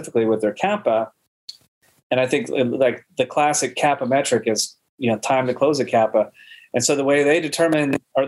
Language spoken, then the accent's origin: English; Midwest, United States; I grew up in the Midwest